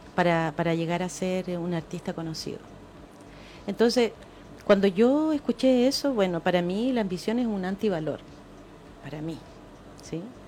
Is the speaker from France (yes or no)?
no; Chile; somos apocados los chilenos